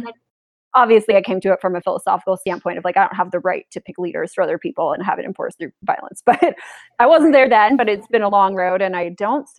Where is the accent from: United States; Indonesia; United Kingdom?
United States; Los Angeles, California; So I'm from, I guess, like what's Mordor to most libertarians. I'm from California. I'm from Los Angeles.